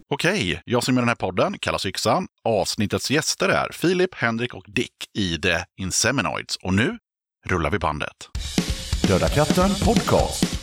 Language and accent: Swedish; Stockholm, Stockholm County, Sweden; moved away as an adult; now in Gothenburg, Sweden; Jag är från Stockholm.